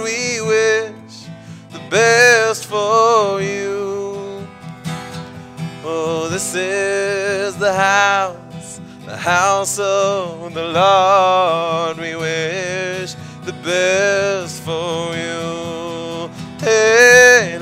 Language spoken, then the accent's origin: English; Israel; when you're growing up on the Moshav